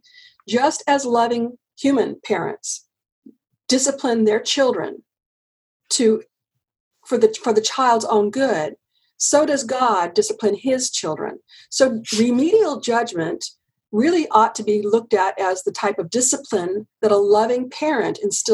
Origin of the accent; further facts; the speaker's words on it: United States; I'm an American and this is the only place I've ever lived